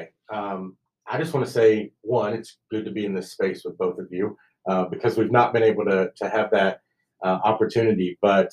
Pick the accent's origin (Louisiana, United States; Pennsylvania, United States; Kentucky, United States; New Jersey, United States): Kentucky, United States; now in Lubbock, United States; growing up in Kentucky where you get a lot of rain and it's humid, to moving here to Lubbock